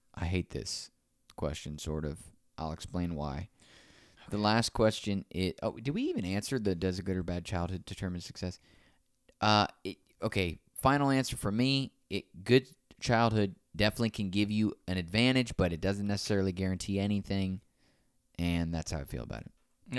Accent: Naples, Florida, United States; my hometown

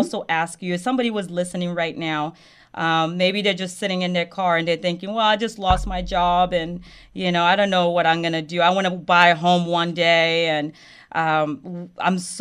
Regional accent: Côte d’Ivoire; moved away; I grew up in the Ivory Coast

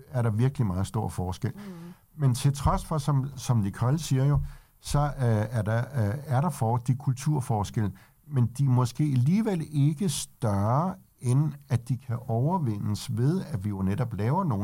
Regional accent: Denmark; Det kan vi selvfølgelig også godt gøre, selvom vi er danskere

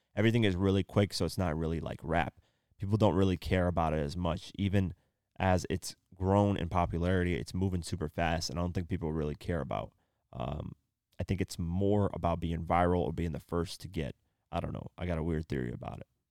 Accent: Iowa, United States; moved away; I came from Iowa

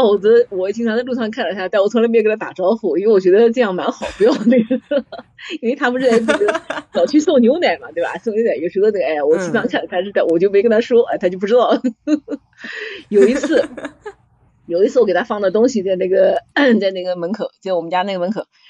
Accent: Nanjing, Jiangsu, China; also born or lived in Gaoyou; 我们从小在宣武区长大嘛

